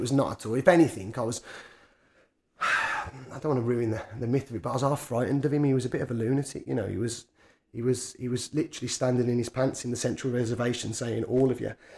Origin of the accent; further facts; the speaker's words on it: Birmingham, West Midlands, United Kingdom; I spent most of my time growing up Quinton and Harborne